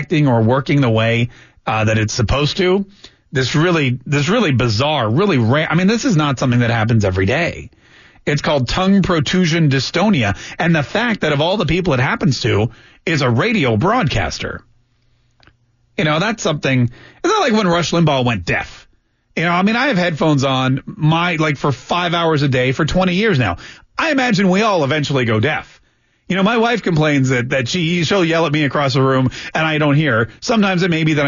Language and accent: English; Canada; now in United States; I was born in Canada